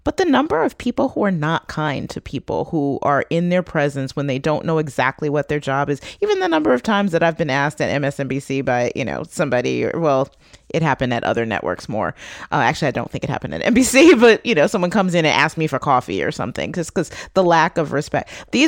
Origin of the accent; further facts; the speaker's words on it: Detroit, Michigan, United States; And it's meant not only that I'm proud of my hometown, but also, when people talk about it, I will fight back. I will protect my hometown as well.